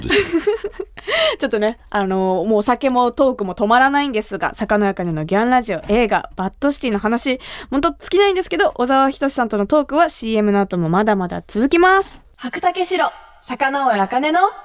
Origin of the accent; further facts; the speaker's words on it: Kumamoto, Japan; 私の地元熊本の高橋酒造の米焼酎